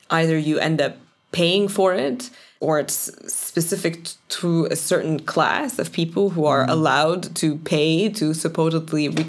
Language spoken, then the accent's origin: English; Toronto, Ontario, Canada; born or raised there; moved away as an adult; also born or lived in Cairo, Egypt; now in Belgium